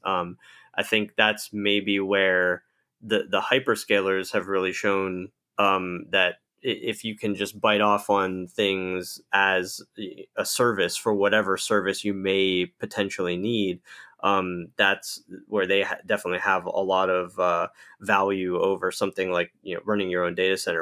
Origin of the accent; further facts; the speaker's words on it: Pittsburgh, Pennsylvania, United States; I grew up in Pittsburgh, Pennsylvania